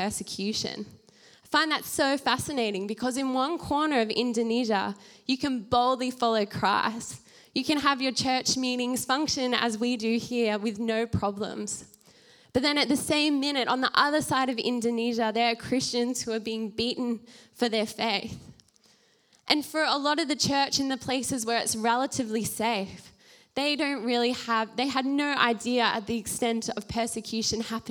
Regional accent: Australia; as the Australian church

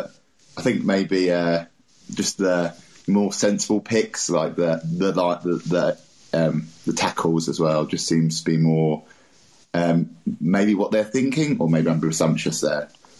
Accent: England, United Kingdom; I'm from England, by the way.

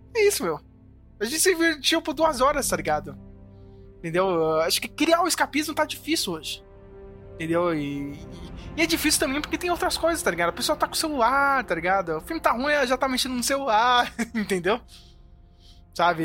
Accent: Brazil; a gente é brasileiro

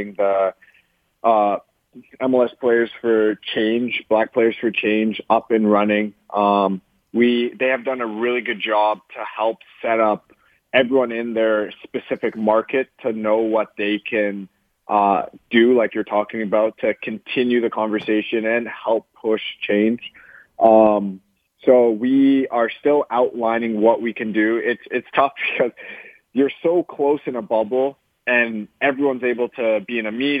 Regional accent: Canada; moved away as an adult; now in Los Angeles, United States

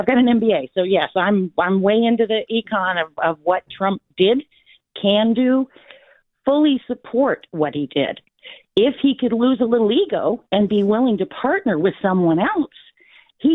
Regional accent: Florida, United States; moved away; I'm from Florida

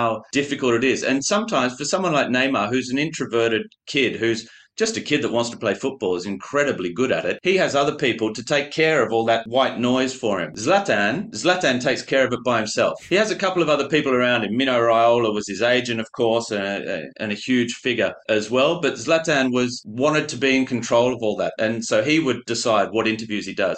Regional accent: Australia; moved away; also born or lived in France; being Australian

